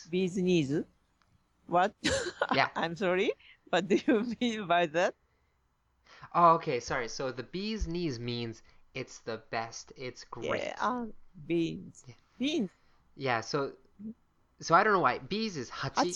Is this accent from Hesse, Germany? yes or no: yes; Frankfurt, Hesse, Germany; born there; Oh, I was born. I was born in Frankfurt